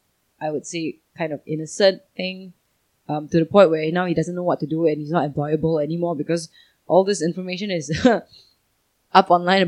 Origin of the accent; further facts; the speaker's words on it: Singapore; I'm a Singaporean